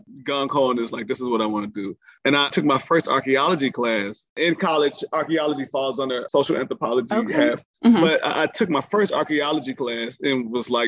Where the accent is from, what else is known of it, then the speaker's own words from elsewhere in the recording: Chicago, Illinois, United States; moved away as an adult; also born or lived in Iowa / Atlanta; I was from Chicago